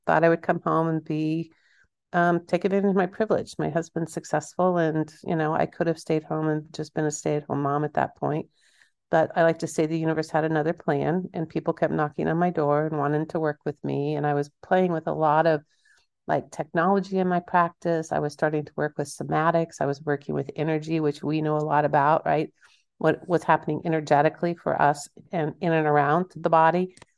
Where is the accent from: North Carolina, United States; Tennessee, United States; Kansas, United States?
Kansas, United States; I'm from Kansas.